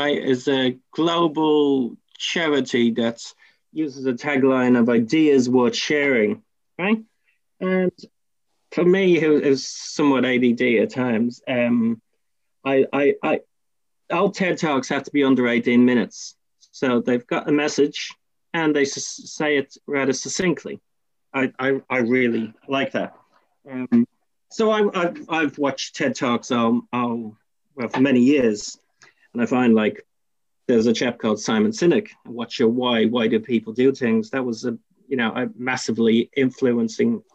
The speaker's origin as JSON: {"language": "English", "country": "Ireland", "moved": "yes", "lives_now": "Invercargill, New Zealand", "said": "I'm massively proud of being Irish"}